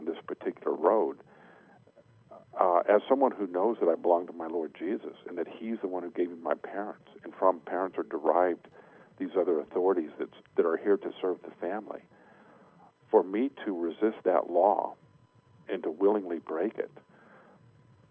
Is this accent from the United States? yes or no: yes; United States; we are American. We're citizens of the United States of America.